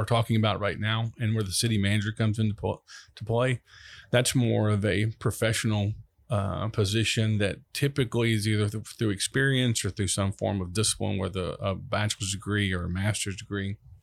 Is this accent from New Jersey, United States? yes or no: no; Long Beach, Mississippi, United States; also born or lived in Pass Christian, Mississippi; I'm from, originally from Long Beach, Mississippi